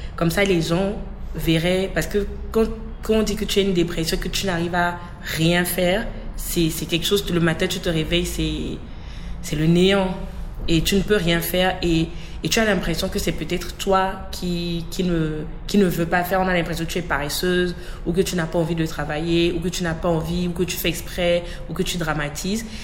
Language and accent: French; Togo; je suis togolaise